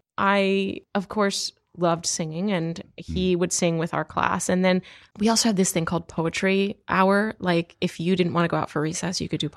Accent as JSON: {"language": "English", "town": "Hollywood", "region": "Maryland", "country": "United States", "tie": "born or raised there", "also_born_or_lived": "North Carolina / Pennsylvania", "moved": "yes", "lives_now": "Hollywood, United States", "said": "Grew up in Hollywood, Maryland, and then moved to Hollywood, California."}